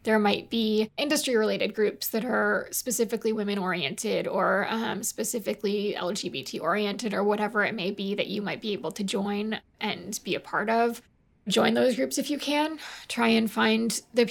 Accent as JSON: {"language": "English", "region": "Massachusetts", "country": "United States", "tie": "born or raised there", "said": "My hometown is pretty positive about it. I would say that's probably the only place I've been in my life where it's been more positive. I'm from Massachusetts"}